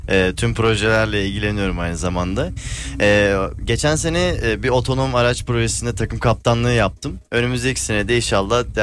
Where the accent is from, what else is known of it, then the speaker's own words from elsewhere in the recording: Sivas Province, Turkey; Sivaslıyım ben.